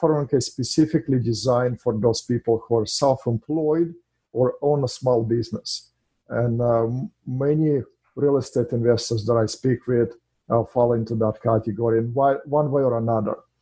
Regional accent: Russia; English is a second language; moved away as an adult; now in United States; I'm an immigrant in this country from Russia

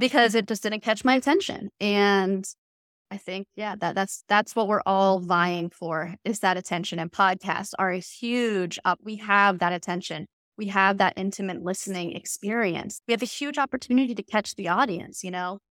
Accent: the South, United States; I grew up in the South.

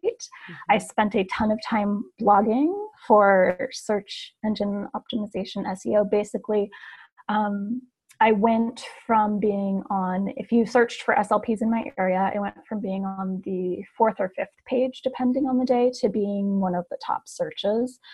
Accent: Portland, Oregon, United States; now in Ashland, United States; I am originally from Portland, Oregon

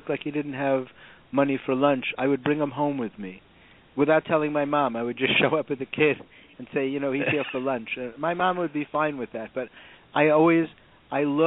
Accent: New York City, New York, United States; I grew up in the Bronx in a very middle-class background.

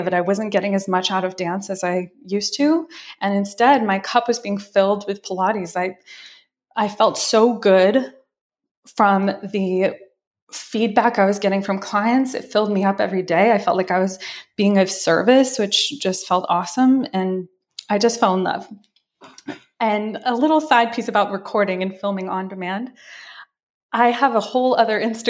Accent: Lenox, Massachusetts, United States; also born or lived in New York; now in Los Angeles, United States; I grew up in Lenox.

